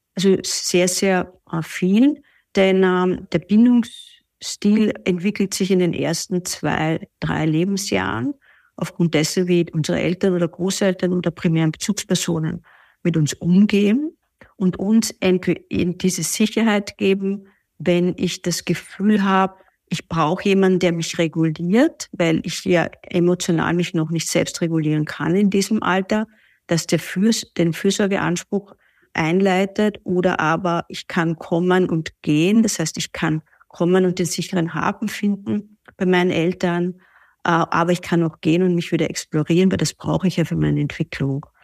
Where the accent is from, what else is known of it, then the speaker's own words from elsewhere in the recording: Vienna, Austria; ich komme aus Wien